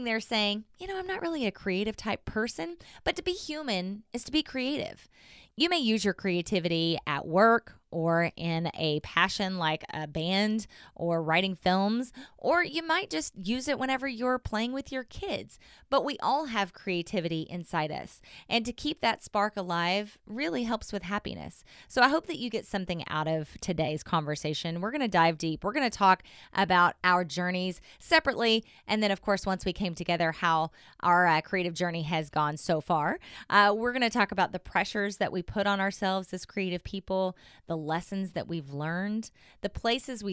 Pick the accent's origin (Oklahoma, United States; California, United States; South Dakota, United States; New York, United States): Oklahoma, United States; Southern; accent: twang; I'm originally from Southern Oklahoma. I still have a little bit of a twang.